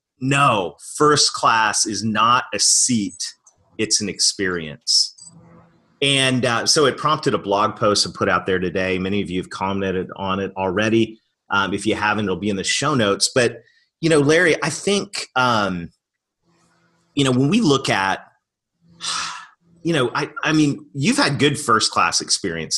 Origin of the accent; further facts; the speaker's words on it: Canada; moved away; I'm Canadian